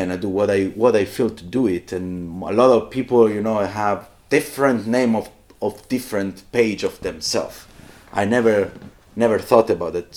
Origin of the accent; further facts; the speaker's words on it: Southern Italy, Italy; I come from South Italy